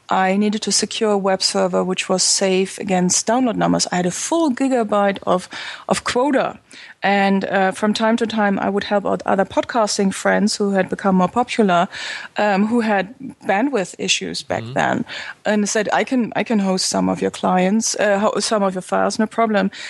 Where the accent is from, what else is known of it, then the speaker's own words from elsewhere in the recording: Berlin, Germany; English is a second language; I come from Berlin.